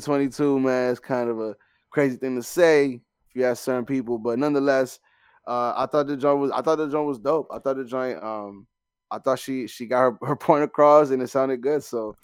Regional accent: Canada; I'm a Canadian. So I was like, hold on, this is an actual song.

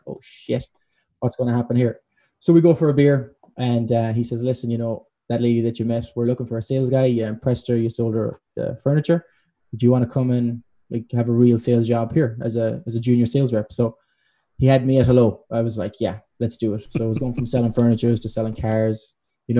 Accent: Ireland; moved away; I'm Irish

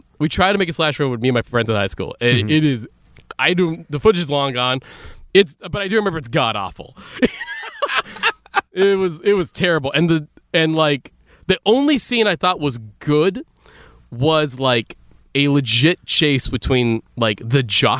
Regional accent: Philippines; because we're Catholic.

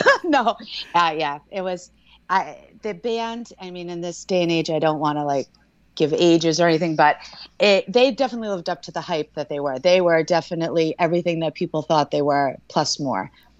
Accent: Natick, Massachusetts, United States; moved away; also born or lived in Connecticut-Rhode Island border; Originally, I'm from Natick, Mass.

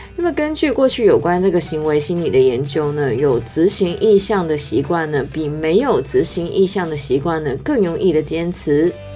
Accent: Canada; now in Hong Kong; 虽然呢我是加拿大人

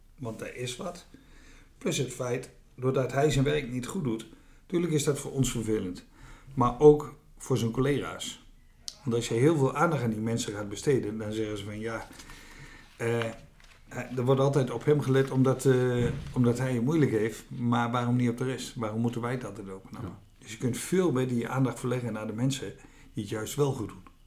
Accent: Veluwe, Gelderland, Netherlands; moved away as an adult; also born or lived in Achterhoek; van oorsprong kom ik van de Veluwe

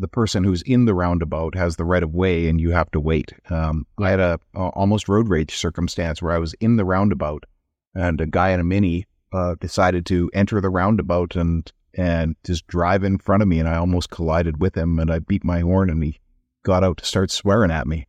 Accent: Edmonton, Alberta, Canada; now in British Columbia, Canada; I come from Edmonton

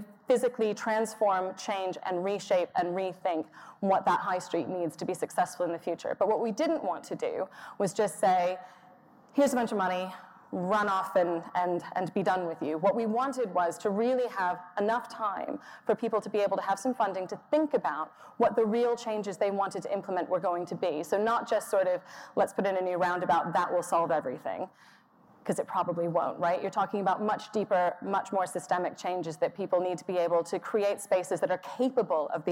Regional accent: Texas, United States; moved away; the suburbs I grew up in Texas

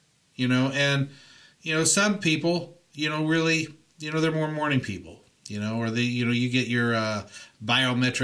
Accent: Indiana, United States; now in California, United States; I grew up in Indiana

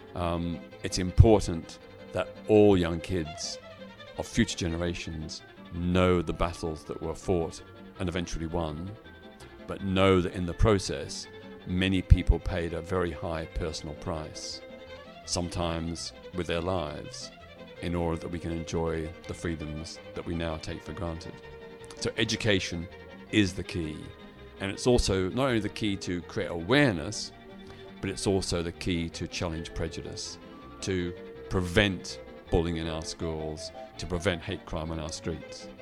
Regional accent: Melbourne, Victoria, Australia; in my hometown of Melbourne, Australia, where I was at that time

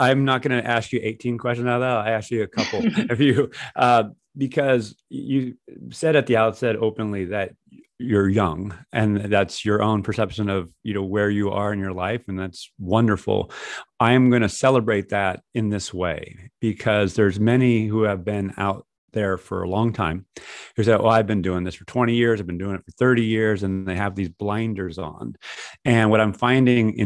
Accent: California, United States; From an American standpoint, Californian as I am standpoint, I talk English differently than you speak English

